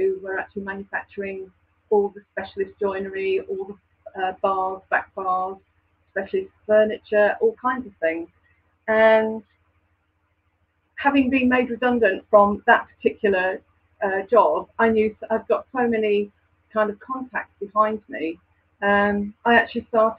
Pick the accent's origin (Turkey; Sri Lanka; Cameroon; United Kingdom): United Kingdom; Lincolnshire, East Midlands; moved away as an adult; also born or lived in Croydon; now in Kent, United Kingdom; I'm from Lincolnshire, by the way, not Lancashire